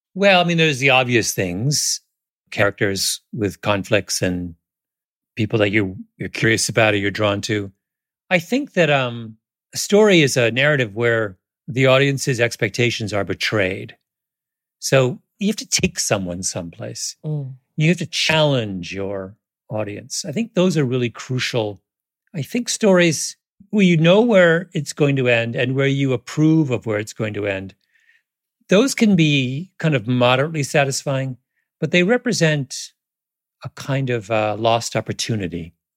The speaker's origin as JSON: {"language": "English", "country": "Canada", "tie": "born or raised there", "moved": "as an adult", "lives_now": "United States", "said": "I grew up in Canada"}